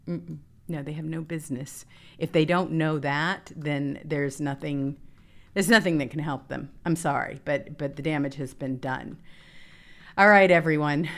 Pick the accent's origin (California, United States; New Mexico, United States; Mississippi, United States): Mississippi, United States; Growing up in Mississippi